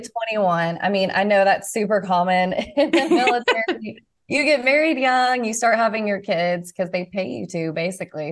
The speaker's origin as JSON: {"language": "English", "town": "Nashville", "region": "Tennessee", "country": "United States", "moved": "as an adult", "said": "I'm from Na-, the Nashville area and was excited to be close to family"}